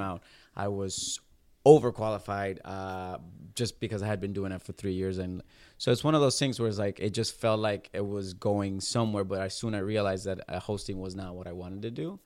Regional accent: Puerto Rico; moved away as an adult; I'm from Puerto Rico, born and raised

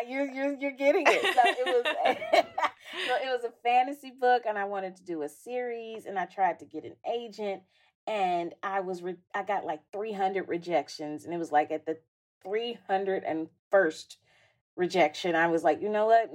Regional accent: Jackson, Mississippi, United States; I'm from Jackson, which is a city with skyscrapers

